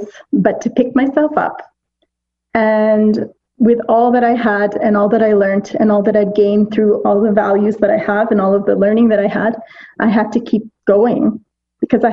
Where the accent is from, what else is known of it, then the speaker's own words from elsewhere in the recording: Pakistan; me being as a Pakistani